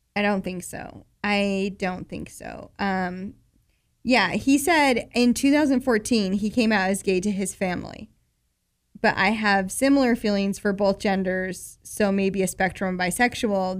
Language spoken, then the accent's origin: English; Murray, Utah, United States; … from my hometown